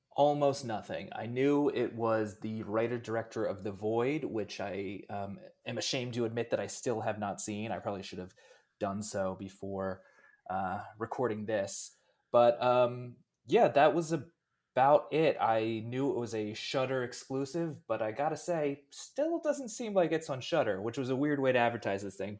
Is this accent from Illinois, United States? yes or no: no; Pennsylvania, United States; I'm from Pennsylvania.